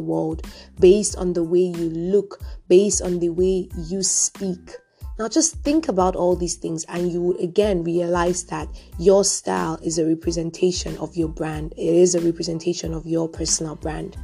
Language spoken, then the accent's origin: English; Cameroon; I was born and raised in Cameroon